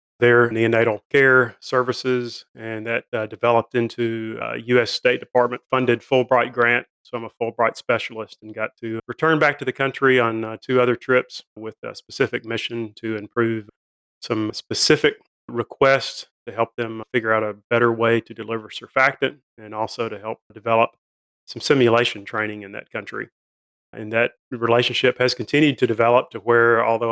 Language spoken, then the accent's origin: English; North Alabama, United States; moved away as an adult; also born or lived in Nashville, Tennessee / Chattanooga, Tennessee; now in Jackson, United States; I grew up in North Alabama, moved to Nashville